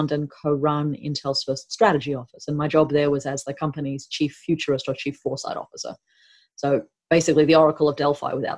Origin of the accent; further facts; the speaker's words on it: Northern Territory, Australia; moved away as an adult; also born or lived in United States; I grew up here in Australia on my mother's field sites in central and northern Australia. So I spent most of my childhood living in Aboriginal communities in the NT